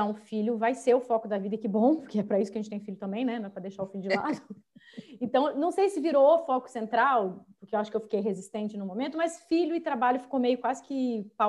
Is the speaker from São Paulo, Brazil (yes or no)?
yes; São José dos Campos, São Paulo, Brazil; accent: meio mineiro, meio carioca; now in São Paulo, Brazil; moro em São Paulo agora, mas eu sou de São José dos Campos, que é o interior de São Paulo.